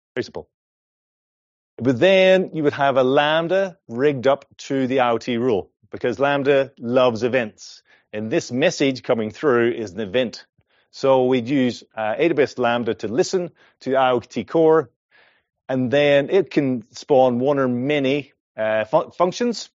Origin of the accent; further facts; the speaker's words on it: Ireland; accent: Irish; moved away as an adult; now in Perth, Australia; I'm originally from Ireland. This is an Irish accent